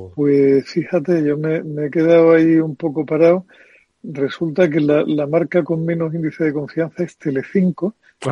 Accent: Andalusia, Spain; como andaluz nunca pensé que fuera a vivir una mayoría absoluta del PP en unas elecciones autonómicas en mi tierra

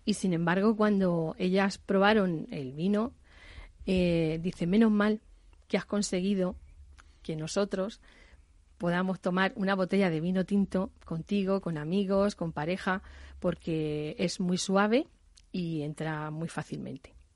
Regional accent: Jumilla, Region of Murcia, Spain; yo soy de Jumilla, región Murcia

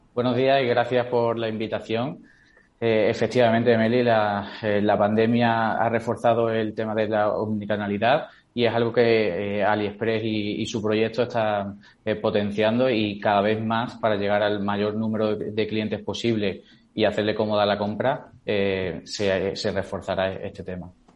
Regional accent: Seville, Andalusia, Spain; yo soy de Sevilla

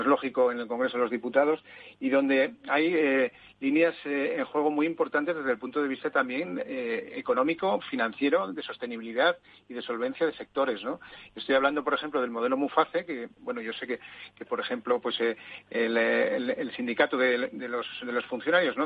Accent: Zaragoza, Aragon, Spain; moved away; en mi tierra

